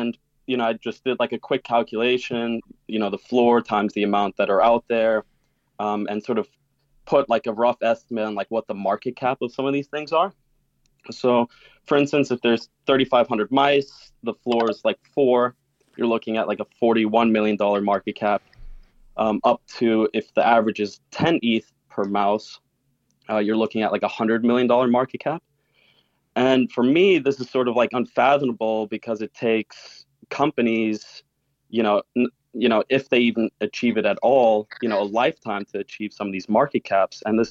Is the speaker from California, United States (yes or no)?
no; New York City, New York, United States; accent: between Canadian and German; also born or lived in Germany; I'm originally from Germany, but I've grown up in New York City